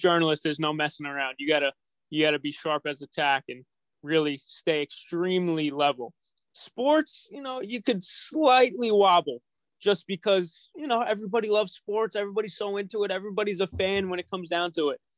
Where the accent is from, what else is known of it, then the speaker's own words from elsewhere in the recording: New York City, New York, United States; I'm a New Yorker